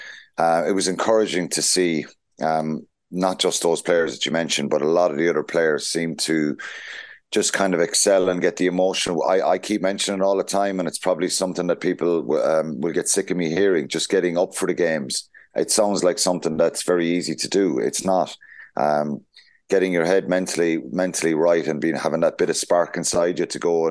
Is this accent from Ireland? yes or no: yes; Tipperary, Munster, Ireland; I'm a tip man, so I'm right in the middle.